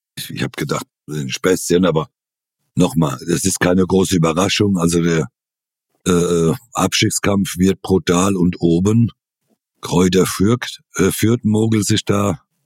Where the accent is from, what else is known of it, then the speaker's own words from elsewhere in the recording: Rhineland-Palatinate, Germany; ich als Pfälzer